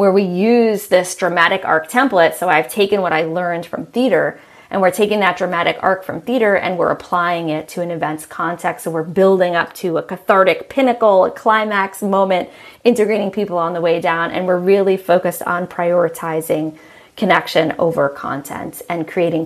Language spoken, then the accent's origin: English; New York City, New York, United States; I grew up in New York City in Manhattan.